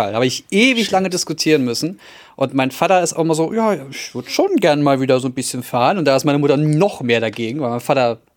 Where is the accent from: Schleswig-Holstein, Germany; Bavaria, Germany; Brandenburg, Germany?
Brandenburg, Germany